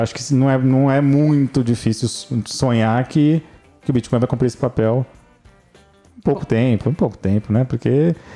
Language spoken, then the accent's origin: Portuguese; São Paulo, Brazil; eu sou de São Paulo